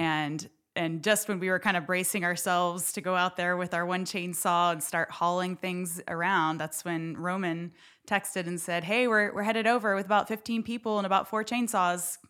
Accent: Houston, Texas, United States; also born or lived in Dallas-Fort Worth, Texas / central Pennsylvania; now in Nacogdoches, United States; I grew up in Houston

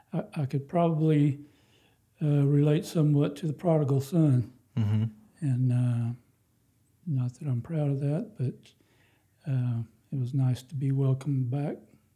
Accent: Houston, Texas, United States; I grew up in Houston, and we went to a Bible church then.

